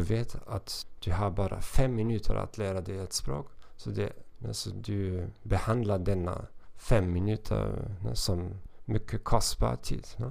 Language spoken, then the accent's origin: Swedish; Hamburg, Germany; Swedish is a second language; moved away as an adult; now in Moldova; Jag kommer från Hamburg, Tyskland